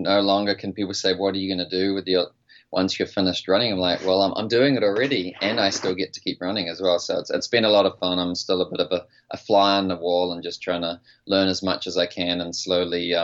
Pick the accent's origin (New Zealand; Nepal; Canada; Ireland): New Zealand; now in United States; I'm a New Zealander who's based in America